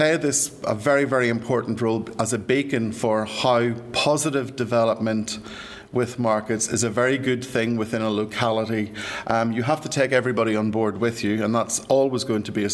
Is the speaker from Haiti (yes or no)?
no; Ireland; moved away as an adult; I'm sure you can tell by my accent, I'm from these shores, and I left 30 years ago